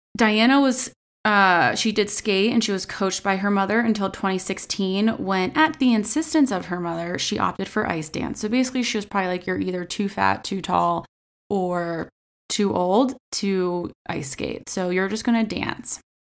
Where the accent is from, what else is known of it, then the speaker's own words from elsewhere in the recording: United States; we're American